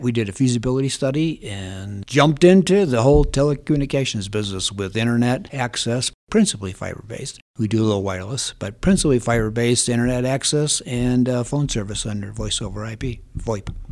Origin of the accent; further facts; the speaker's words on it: Holland, Michigan, United States; moved away as an adult; now in San Luis Valley, United States; I'm originally from Michigan. Grew up in Holland, Michigan.